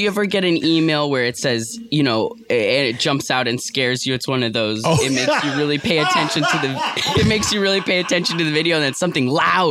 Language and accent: English; New York City, New York, United States; Yeah, I was raised by artists in New York City.